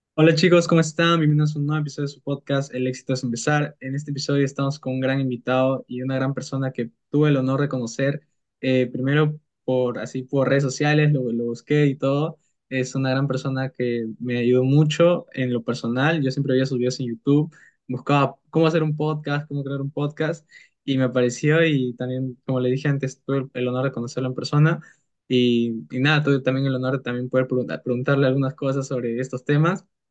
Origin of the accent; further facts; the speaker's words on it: Peru; somos de Perú